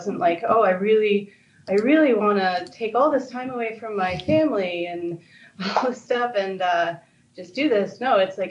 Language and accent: English; upstate New York, United States; moved away as an adult; also born or lived in Florida / California; now in Los Angeles, United States; I'm not from California. I'm from upstate New York originally